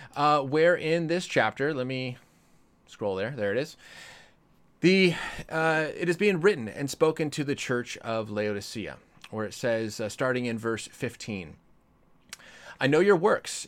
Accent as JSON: {"language": "English", "region": "Colorado", "country": "United States", "tie": "born or raised there", "moved": "yes", "lives_now": "California, United States", "said": "I grew up in Colorado."}